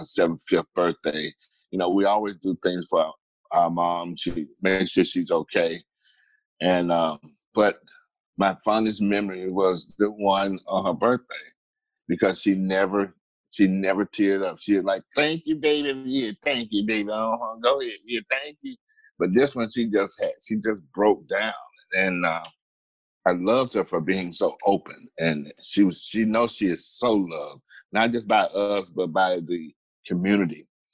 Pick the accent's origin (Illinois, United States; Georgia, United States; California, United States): Georgia, United States; Atlanta; I am originally from Atlanta, Georgia